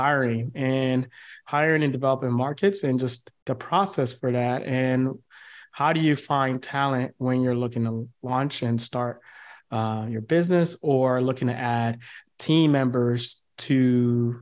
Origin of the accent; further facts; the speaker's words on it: United States; coming from the States